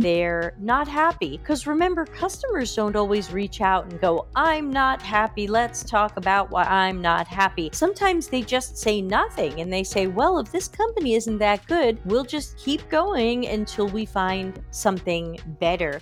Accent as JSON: {"language": "English", "country": "United States", "tie": "born or raised there", "moved": "as an adult", "lives_now": "Sardinia, Italy", "said": "I was born and raised in America, which my accent gives away, and I've been living in Italy for over five years"}